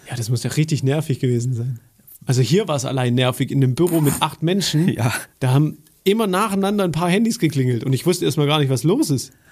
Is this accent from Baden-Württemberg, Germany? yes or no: yes; Baden-Württemberg, Germany; als Schwabe, ich sag's dir.